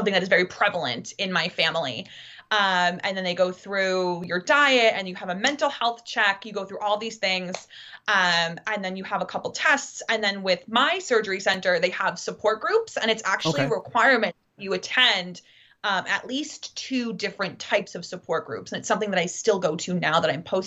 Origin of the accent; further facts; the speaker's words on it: Massachusetts, United States; moved away; I was from Massachusetts